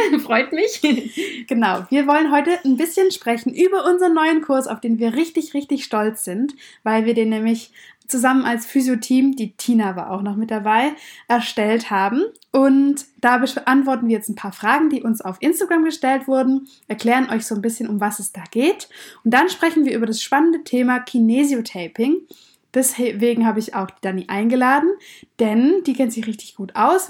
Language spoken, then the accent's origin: German; Swabia, Baden-Württemberg, Germany; wir kommen beide aus dem Schwaberländle